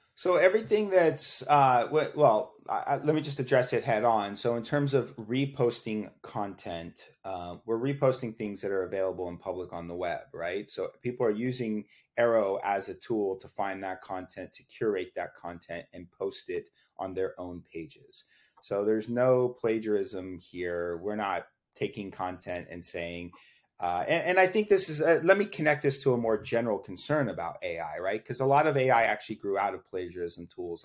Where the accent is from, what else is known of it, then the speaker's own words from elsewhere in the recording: Austin, Texas, United States; I grew up in Austin, Texas